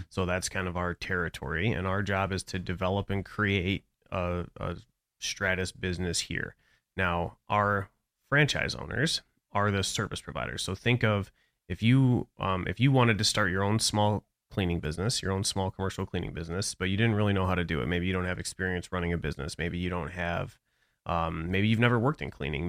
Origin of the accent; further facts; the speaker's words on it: Brighton, Michigan, United States; now in Florida, United States; I grew up outside of Metro Detroit. So I'm, uh, a town called Brighton